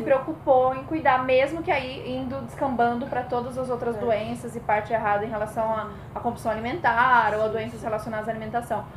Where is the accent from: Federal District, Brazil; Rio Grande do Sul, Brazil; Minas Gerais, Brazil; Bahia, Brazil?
Federal District, Brazil; Brasília; now in São Paulo, Brazil; sou paulista, mas criada em Brasília e estou de volta em São Paulo